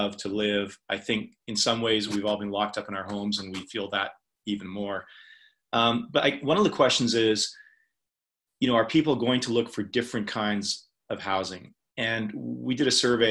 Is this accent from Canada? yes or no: yes; Canada; I'm a Canadian.